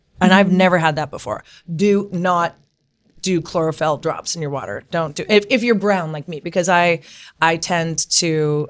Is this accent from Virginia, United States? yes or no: no; California, United States; also born or lived in New York; I was born and raised here in California. So I moved to New York for 10 years.